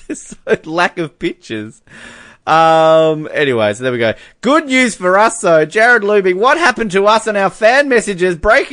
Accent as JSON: {"language": "English", "country": "Canada", "said": "I'm Canadian."}